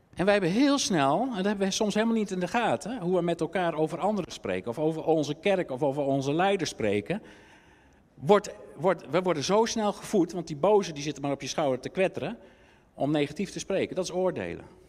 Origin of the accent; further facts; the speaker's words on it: Netherlands; wij zijn Nederlanders